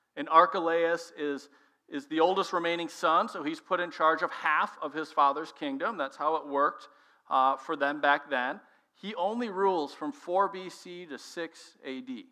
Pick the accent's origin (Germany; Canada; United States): United States; Minnesota; moved away as an adult; also born or lived in Illinois; my wife and I are born and raised there